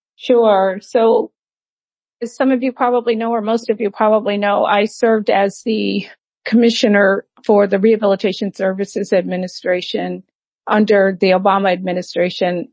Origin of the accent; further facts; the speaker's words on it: Massachusetts, United States; moved away as an adult; also born or lived in Atlanta, Georgia; now in near Atlanta, Georgia, United States; in Massachusetts is my home state.